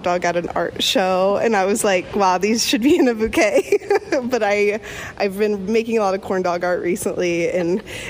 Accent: Anderson, Indiana, United States; moved away as an adult; now in Indianapolis, United States; I'm from Anderson, Indiana, but I've lived in Indianapolis for about 10 years.

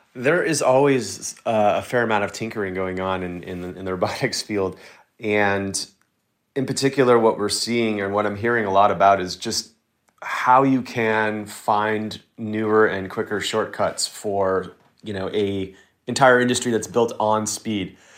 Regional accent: Texas, United States; I grew up in Texas, which is, you know, very much car forward

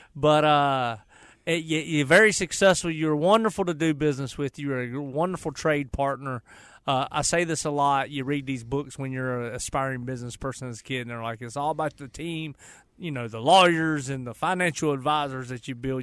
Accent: Charlotte, North Carolina, United States; I went to Harding High School. I grew up on the west side.

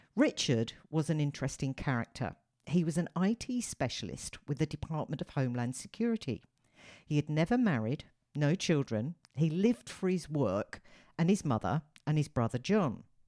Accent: United Kingdom; me being a Brit

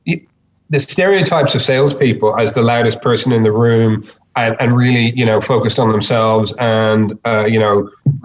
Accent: Ireland; moved away as an adult; now in Australia; I'm not originally from Australia. I'm originally from Ireland. Came over

